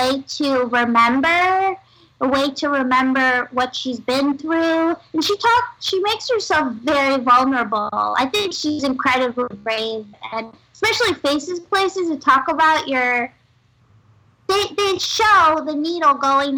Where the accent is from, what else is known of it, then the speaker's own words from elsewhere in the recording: New York City, New York, United States; I grew up in Manhattan